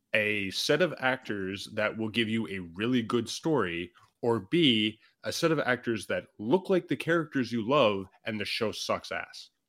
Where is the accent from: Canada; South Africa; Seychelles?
Canada; as a Canadian